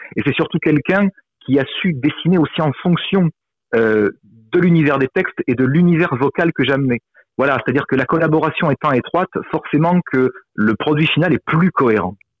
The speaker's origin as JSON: {"language": "French", "region": "southern France", "country": "France", "said": "en tant que méridional"}